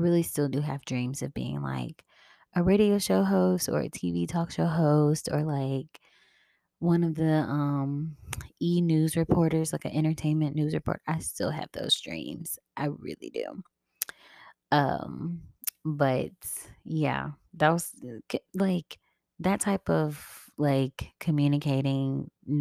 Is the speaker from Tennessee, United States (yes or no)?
yes; Memphis, Tennessee, United States; moved away as an adult; I am originally from Memphis, Tennessee. And I really do love where I come from. But I haven't lived there in, I don't know how many years